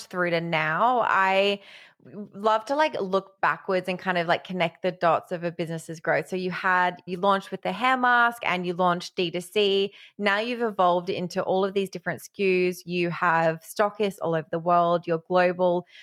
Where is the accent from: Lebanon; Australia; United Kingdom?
Australia; I'm Australian